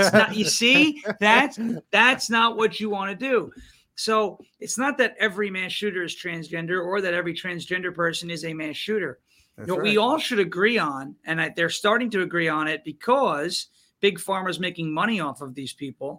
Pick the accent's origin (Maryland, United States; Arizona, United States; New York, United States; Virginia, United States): New York, United States; Long Island; When I grew up on Long Island, we started a grassroots political movement there